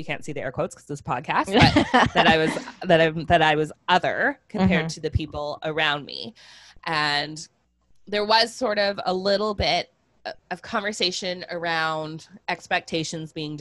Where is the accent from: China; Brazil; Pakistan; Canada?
Canada; I was born in Canada